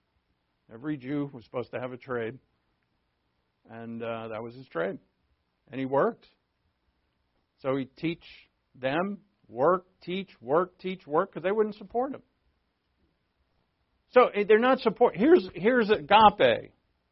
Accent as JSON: {"language": "English", "region": "New England", "country": "United States", "tie": "born or raised there", "moved": "yes", "said": "I'm from New England. We all grew up swearing."}